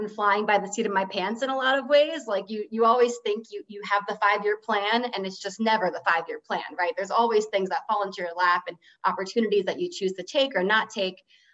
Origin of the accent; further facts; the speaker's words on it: New Jersey, United States; moved away as an adult; also born or lived in Michigan; I am from New Jersey originally